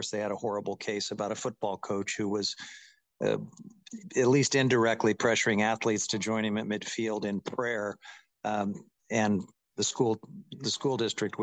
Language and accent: English; Independence, Missouri, United States; moved away; I grew up in Independence, Missouri